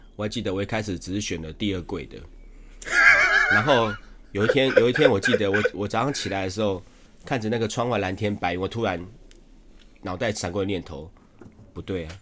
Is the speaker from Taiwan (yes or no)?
yes; Shipai, Taipei, Taiwan; 我老家在石牌